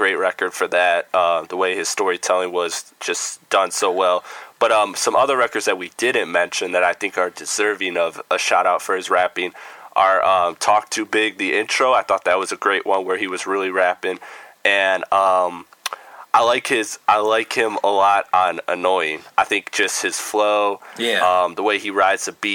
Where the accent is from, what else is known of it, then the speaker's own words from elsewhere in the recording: Midwest, United States; I'm from the Midwest